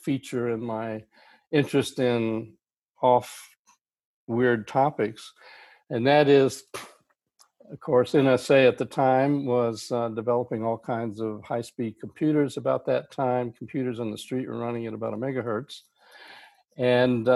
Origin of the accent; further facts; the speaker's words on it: Miami, Florida, United States; now in Austin, United States; I started out in Miami, Florida in my high school days